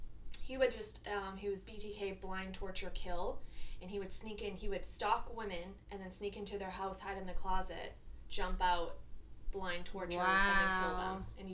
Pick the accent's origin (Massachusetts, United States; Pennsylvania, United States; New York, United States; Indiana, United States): Massachusetts, United States; I grew up in lovely Massachusetts, bordering New Hampshire, a.k.a. 8 months of dark, snowy hell.